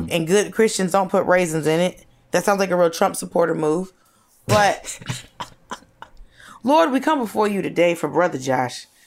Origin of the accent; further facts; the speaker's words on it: Norcross, Georgia, United States; moved away; also born or lived in Atlanta; I also grew up in the city that is the location of the headquarters of Waffle House. I grew up in North Cross, Georgia